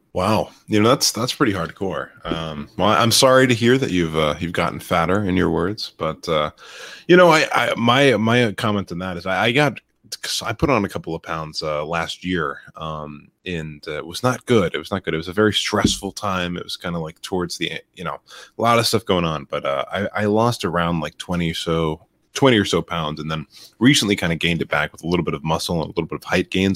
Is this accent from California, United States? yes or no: no; Florida, United States; my home state of Florida